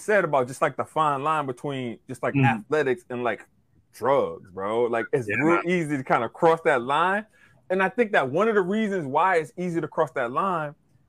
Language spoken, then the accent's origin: English; Covington, Louisiana, United States; now in Long Island, United States; I'm from Covington, Louisiana. Nothing grandiose about Covington. About 24 miles outside of New Orleans, right? So, like, safe suburban life.